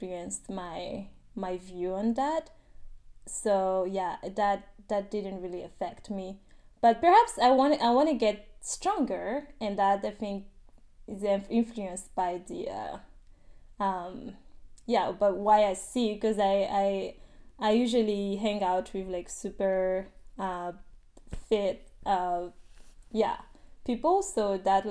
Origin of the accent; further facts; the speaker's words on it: Madagascar; moved away as an adult; now in Washington, United States; my hometown